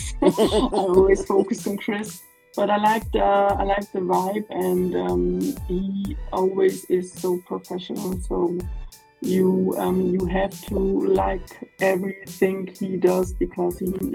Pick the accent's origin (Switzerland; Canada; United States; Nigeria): Switzerland; Graubünden; English is a second language; it's Graubünden called. It's near Italy.